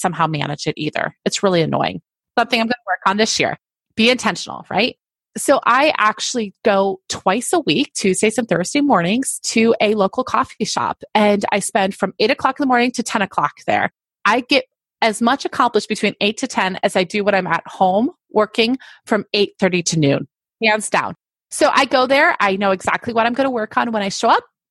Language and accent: English; Fulton, New York, United States; I grew up in upstate New York